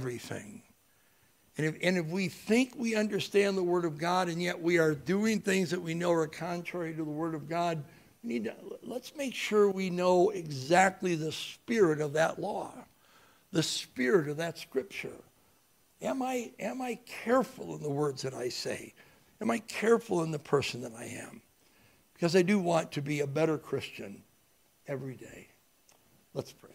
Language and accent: English; United States; I was born in America